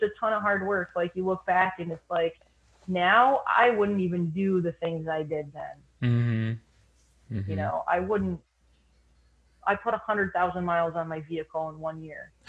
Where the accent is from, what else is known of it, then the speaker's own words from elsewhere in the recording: Lake Placid, New York, United States; I grew up in near Lake Placid, New York